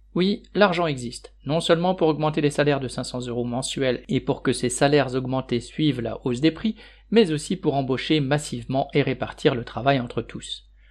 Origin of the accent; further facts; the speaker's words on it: Douaisis, Nord, Hauts-de-France, France; Je suis issu d'une famille d'ouvriers du Douaisis, dans le Nord.